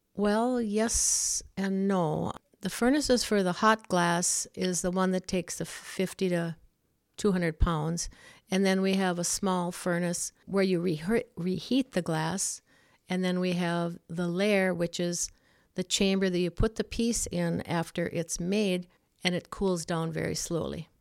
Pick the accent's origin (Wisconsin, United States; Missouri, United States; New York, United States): Wisconsin, United States; Ulu; Ulu is a little town that was originally all of Finnish descent. My grandfather was one that settled there in the early nineteen hundreds, and I was born and raised there